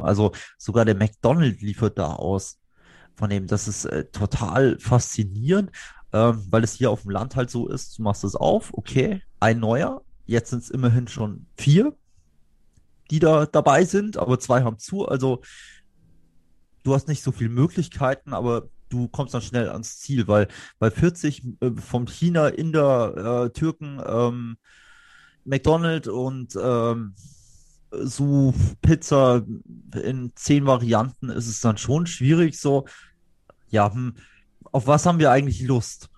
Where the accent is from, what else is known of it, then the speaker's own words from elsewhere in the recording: Saarbrücken, Saarland, Germany; moved away; ich komme ja eigentlich theoretisch aus der Stadt, aber das ist halt Jahrhunderte her.